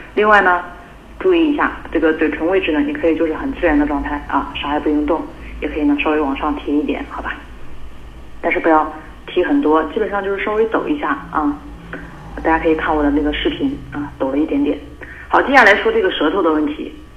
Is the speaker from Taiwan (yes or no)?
no; China; 我们中国人